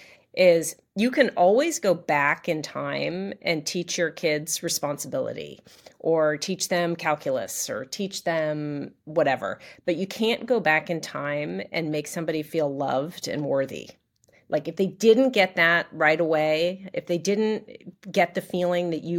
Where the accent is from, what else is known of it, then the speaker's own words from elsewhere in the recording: Los Angeles, California, United States; moved away as an adult; also born or lived in Durham, North Carolina / New York; I grew up in Los Angeles.